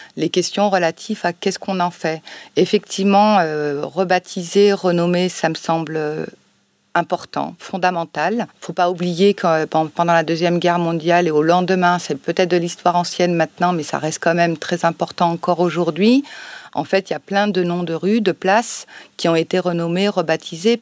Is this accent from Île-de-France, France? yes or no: no; Chambéry, Auvergne-Rhône-Alpes, France; now in Marseille, France; je suis née euh, à Chambéry, en Savoie, donc je me dis souvent pour rigoler que je suis une Savoie arabe, donc une arabe de Savoie. Et j'ai grandi voilà en France